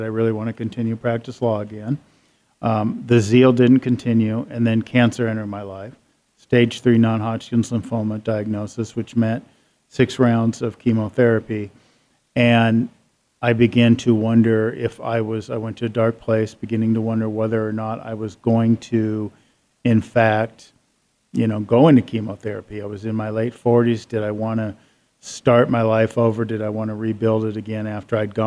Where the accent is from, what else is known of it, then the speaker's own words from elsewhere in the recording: Seattle, Washington, United States; I grew up in Seattle